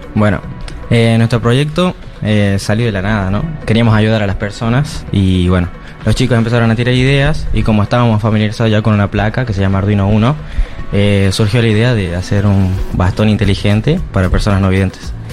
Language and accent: Spanish; Catamarca, Argentina; soy de la provincia de Catamarca